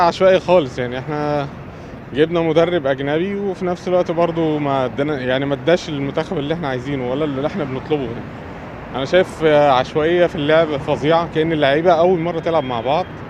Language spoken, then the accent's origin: Arabic; Egypt; إحنا كمصريين